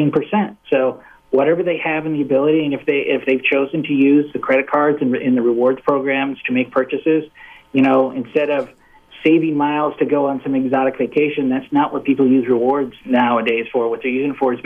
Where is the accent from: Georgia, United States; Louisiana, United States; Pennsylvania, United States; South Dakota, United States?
South Dakota, United States; Rapid City; moved away; going back home and seeing my family in Rapid City, South Dakota